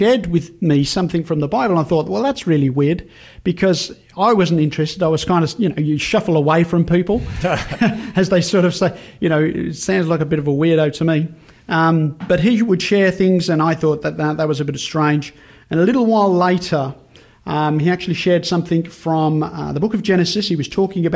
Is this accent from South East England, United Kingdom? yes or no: no; Birmingham, West Midlands, United Kingdom; moved away; I grew up in Birmingham, actually. Birmingham, England's right in the centre of the country